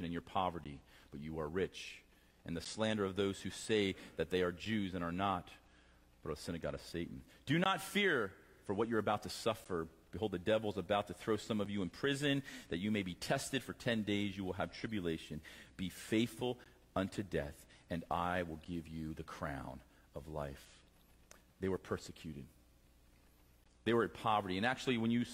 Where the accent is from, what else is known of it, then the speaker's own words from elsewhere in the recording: Lancaster, Pennsylvania, United States; I'm from Lancaster, Pennsylvania